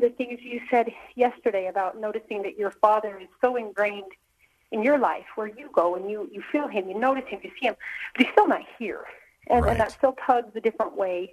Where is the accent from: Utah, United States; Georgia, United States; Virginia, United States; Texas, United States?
Utah, United States; North Ogden; My hometown of North Ogden